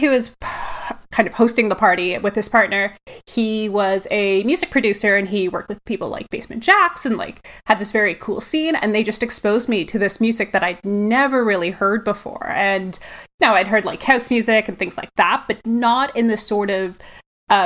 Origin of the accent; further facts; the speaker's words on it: Toronto, Ontario, Canada; from my accent, I am from Toronto